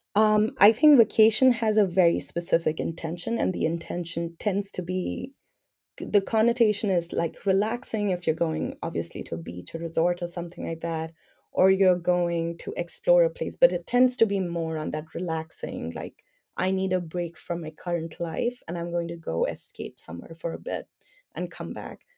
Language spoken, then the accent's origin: English; New Delhi, Delhi, India; I'm from New Delhi